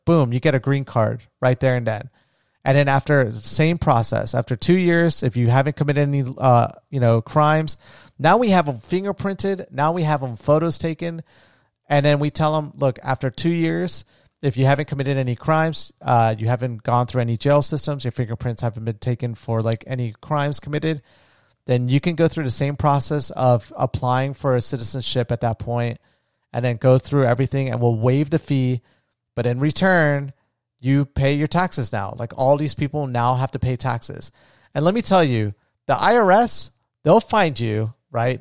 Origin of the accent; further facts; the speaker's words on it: United States; also born or lived in Colombia; I'm first generation American. I was born in the States.